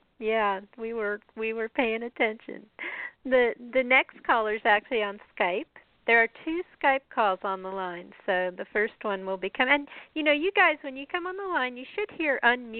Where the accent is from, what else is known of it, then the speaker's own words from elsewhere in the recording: Colorado, United States; also born or lived in Chicago area; I'm from Colorado, so I kind of keep track